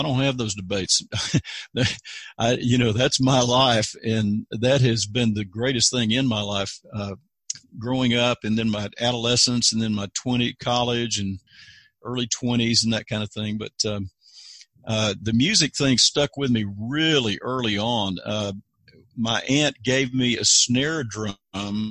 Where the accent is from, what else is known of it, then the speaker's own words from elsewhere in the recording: Fayetteville, North Carolina, United States; also born or lived in Cisco, Texas; now in Texas, United States; Fayetteville, North Carolina, next to Fort Bragg, North Carolina, and I was actually born in Cisco, Texas